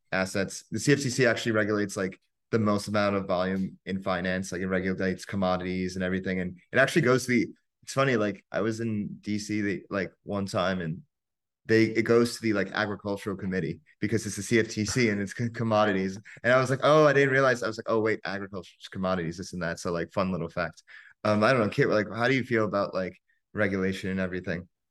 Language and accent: English; United States; growing up in America